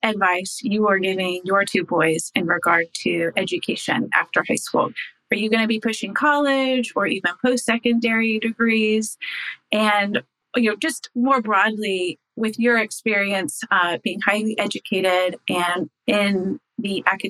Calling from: Irvine, California, United States; from Irvine, California

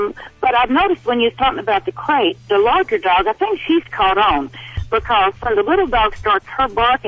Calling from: Nevada, United States; Well, I live in Tennessee, but I'm calling you from Nevada.

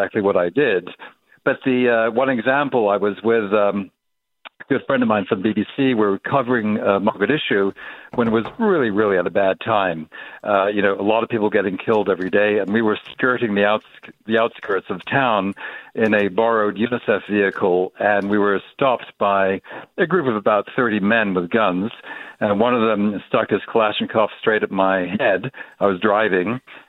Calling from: Geneva, Switzerland; I'm calling from Geneva, Switzerland.

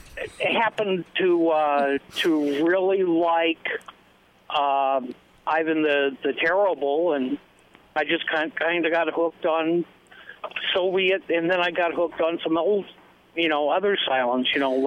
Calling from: Fairborn, Ohio, United States

